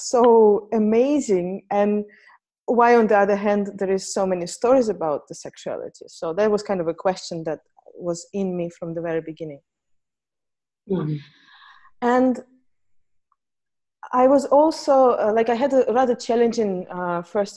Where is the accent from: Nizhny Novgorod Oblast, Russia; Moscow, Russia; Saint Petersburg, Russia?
Saint Petersburg, Russia; So I grew up in Russia, in St. Petersburg